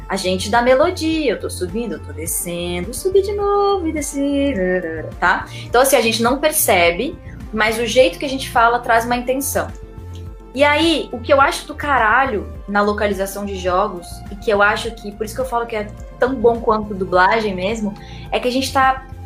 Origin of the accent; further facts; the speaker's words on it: Rio Grande do Sul, Brazil; accent: neutral; also born or lived in Salvador; now in São Paulo, Brazil; tenho um, um, sotaque neutro, né, que se chamaria neutro. Apesar de eu ter nascido em Salvador, eu me criei no Rio Grande do Sul e eu moro em São Paulo.